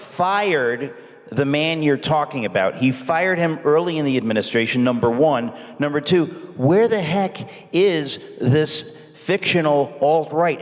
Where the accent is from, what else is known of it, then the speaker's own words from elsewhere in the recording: New York City, New York, United States; I grew up in Queens, New York